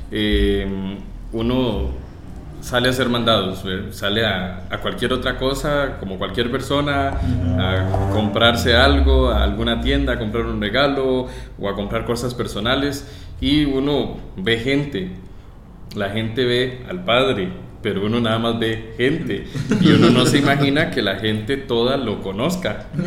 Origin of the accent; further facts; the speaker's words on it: Atenas, Alajuela, Costa Rica; also born or lived in La Uruca, San José; mi infancia se desarrolló en Atenas. Sí, en en Boquerón de Atenas.